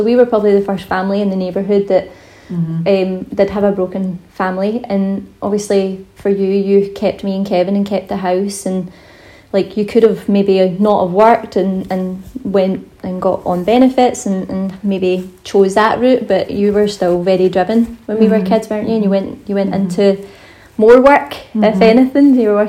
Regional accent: Scotland, United Kingdom; accent: Scottish; Hopefully I'll have my Scottish accent back very soon.

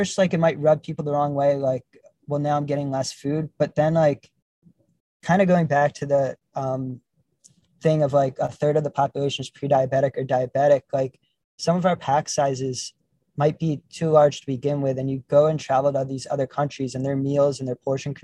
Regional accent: New York, United States; growing up in New York

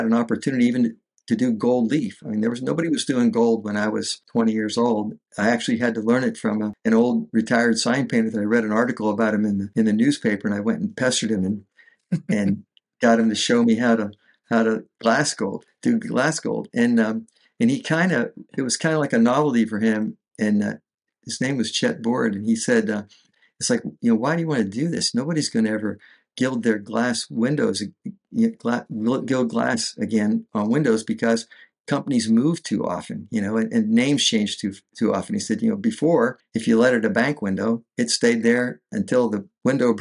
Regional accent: north of Pittsburgh, Western Pennsylvania, United States; now in Fort Myers, United States; I came from Western PA, north of Pittsburgh, Rust Belt city

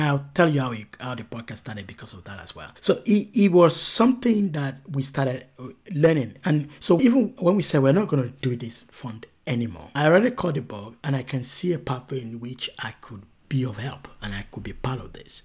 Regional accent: Nigeria; moved away as an adult; now in United Kingdom; I'm from Nigeria

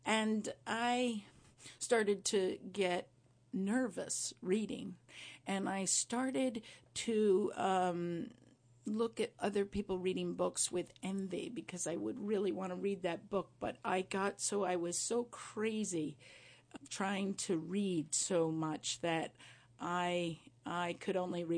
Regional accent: Windham, New York, United States; Yeah. I'm a heck. I'm from these mountains, and they've chosen me now, too.

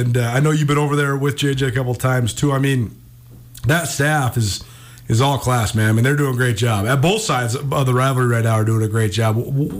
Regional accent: Missoula, Montana, United States; I grew up in Missoula.

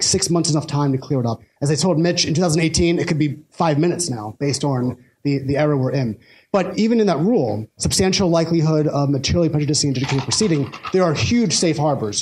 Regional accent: Pennsylvania, United States; in my home state of Pennsylvania

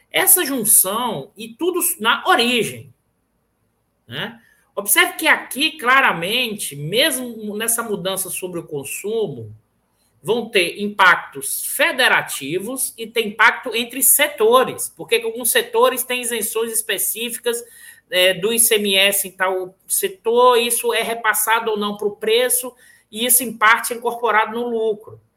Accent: Bahia, Brazil; apesar de que sou baiano, mas meu pai é do interior da Bahia.

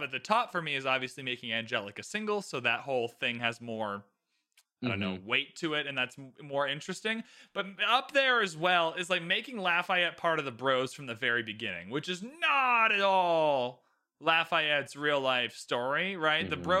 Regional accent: Canada; I just get to dump on American people as a Canadian. So I just have a free card. Like, oh, sorry, I'm Canadian.

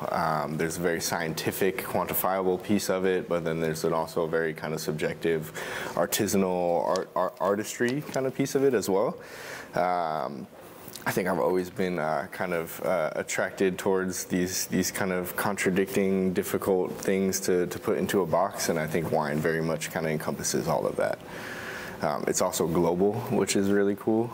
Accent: between Long Island and Connecticut, suburbs of New York City, United States; moved away as an adult; also born or lived in Oregon; I grew up in the suburbs of New York City, uh, between Long Island and Connecticut.

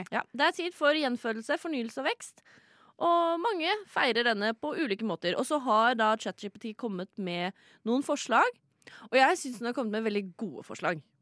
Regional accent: Sande, Vestfold, Norway; Jeg er fra Sande i Vestfold

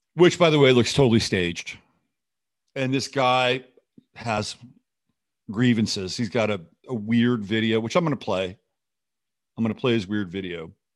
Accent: United States; also born or lived in France; As an American, I spent most of my life here, all, in fact, all my life here

